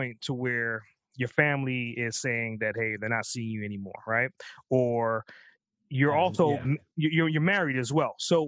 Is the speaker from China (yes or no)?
no; Trinidad & Tobago; my parents are from the islands as well. I'm from Trinidad